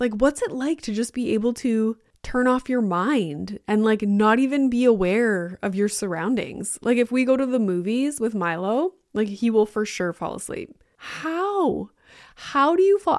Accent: Sudbury, Ontario, Canada; now in Toronto area, Canada; I'm from Sudbury

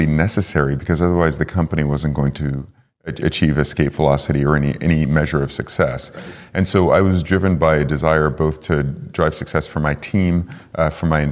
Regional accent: Bay Area, California, United States; I'm from the Bay Area

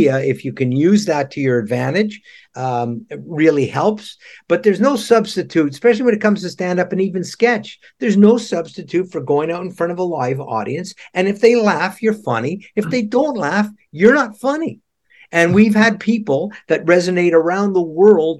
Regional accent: Ottawa, Ontario, Canada; I come from Ottawa originally

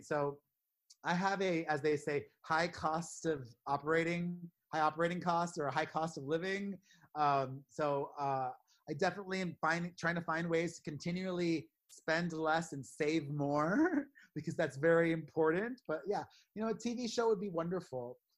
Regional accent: Miami, Florida, United States; i'm from Miami

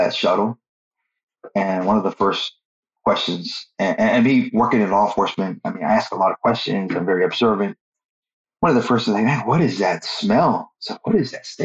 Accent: Corpus Christi, Texas, United States; I was born in Corpus, so I grew up in Corpus Christi

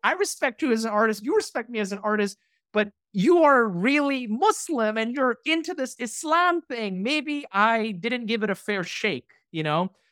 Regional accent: New York, United States; we grew up, you know, as a New Yorker, these institutions were around us

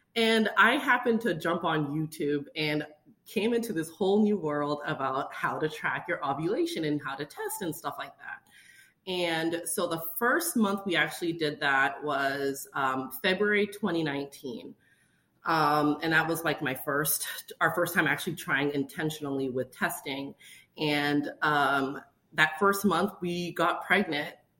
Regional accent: Boston, Massachusetts, United States; moved away; we're originally from Boston, Massachusetts

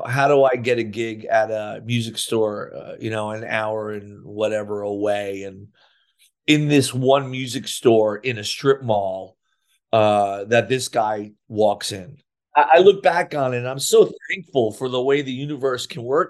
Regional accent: Sayreville, New Jersey, United States; I couldn't get a job in my hometown of Sayreville

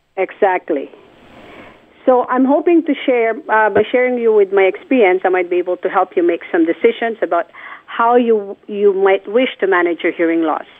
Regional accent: Philippines; moved away; I was already working at a hearing clinic in my hometown, which is the Philippines.

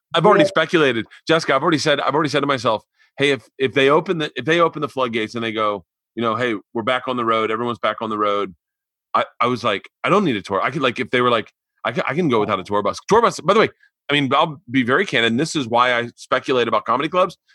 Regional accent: Florida, United States; I grew up in Florida

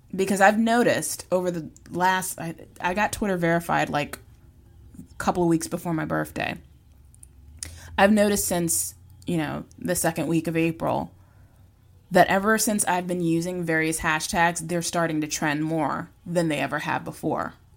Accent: Virginia, United States; I'm from the South. I'm from Virginia. Y'all is a part of my vernacular

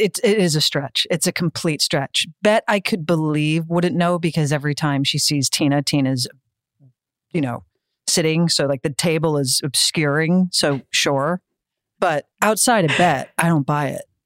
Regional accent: United States; I'm American

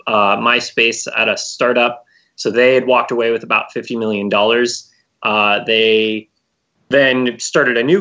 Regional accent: Bay Area, California, United States; I'm born and raised in the Bay Area

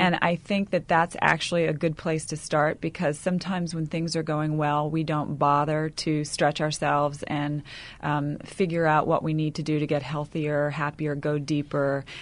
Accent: the South, United States; I come from you know the South where we put on a big smile and say everything's fine

